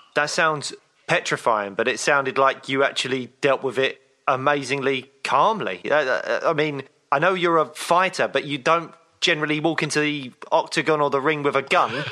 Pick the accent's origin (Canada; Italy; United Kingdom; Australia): United Kingdom; two British guys